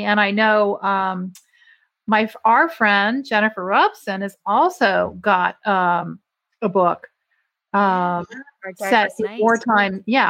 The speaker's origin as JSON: {"language": "English", "country": "Ireland", "said": "Which I'm Irish, so."}